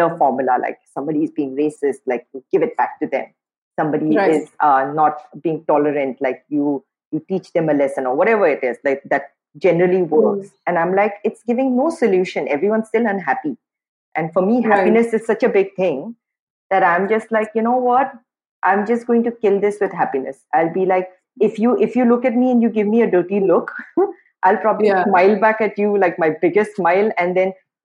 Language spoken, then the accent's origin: English; Guwahati, Assam, India; moved away as an adult; also born or lived in Imphal, Manipur; now in Mumbai, India; I grew up in Guwahati.